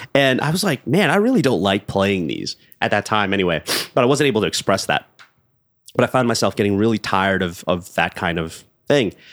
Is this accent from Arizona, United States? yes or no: no; Los Angeles, California, United States; I was born and raised in Los Angeles, California